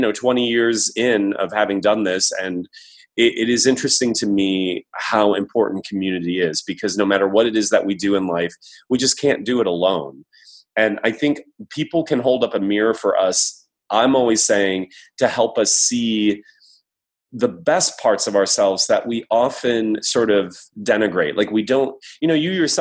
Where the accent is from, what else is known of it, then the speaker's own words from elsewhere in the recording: Midwest, United States; growing up in the Midwest